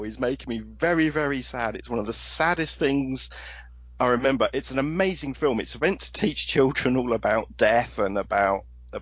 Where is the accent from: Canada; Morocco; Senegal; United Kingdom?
United Kingdom; England; because I'm from the United Kingdom, because I'm from England, because I was born in 1971